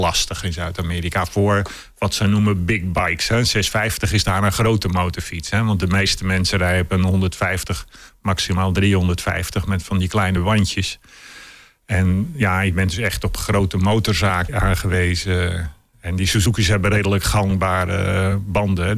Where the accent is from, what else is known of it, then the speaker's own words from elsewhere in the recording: Curaçao; moved away; Ik ben opgegroeid op Curaçao